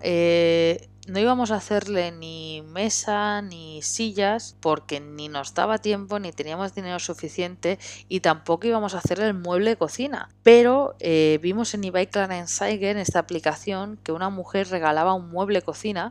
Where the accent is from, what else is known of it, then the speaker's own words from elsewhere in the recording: Barcelona, Catalonia, Spain; yo soy de Barcelona